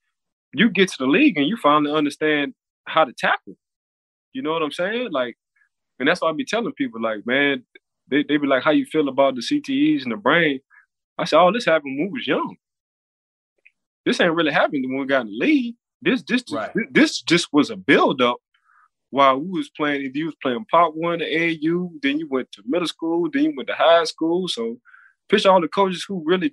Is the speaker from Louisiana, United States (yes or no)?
yes; New Orleans, Louisiana, United States; now in Florida, United States; I'm from New Orleans